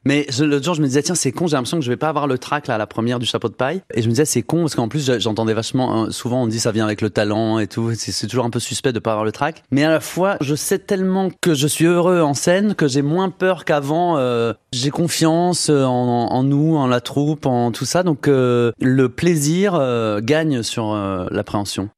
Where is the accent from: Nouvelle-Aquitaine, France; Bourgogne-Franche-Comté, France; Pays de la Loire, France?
Bourgogne-Franche-Comté, France; Saône-et-Loire; en Saône-et-Loire, là où j'ai grandi